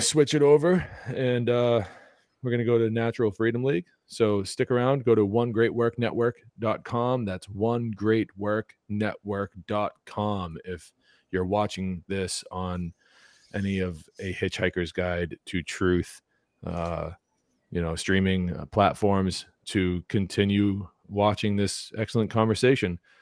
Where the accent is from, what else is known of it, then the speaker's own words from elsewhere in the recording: New England, United States; growing up in New England